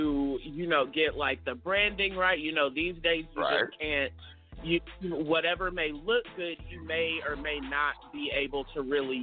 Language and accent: English; Portland, Oregon, United States; I am from Portland, Oregon. I was actually born and raised here.